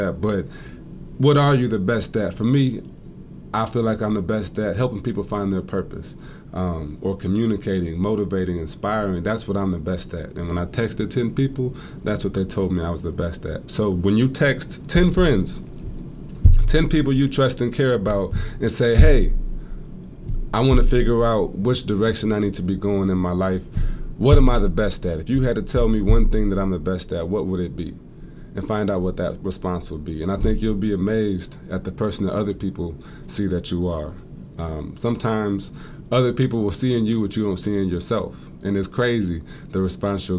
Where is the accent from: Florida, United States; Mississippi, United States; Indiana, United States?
Indiana, United States; South Bend; moved away as an adult; also born or lived in Oxford, Ohio; now in Hartsville, United States; I'm from South Bend, Indiana. I was born and raised there